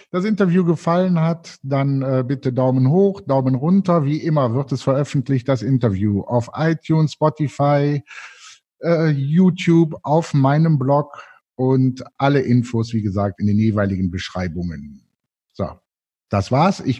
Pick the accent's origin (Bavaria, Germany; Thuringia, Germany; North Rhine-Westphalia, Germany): North Rhine-Westphalia, Germany; Cologne; ich als Kölner bin natürlich stolz darauf, dass die Konferenz bei euch stattfindet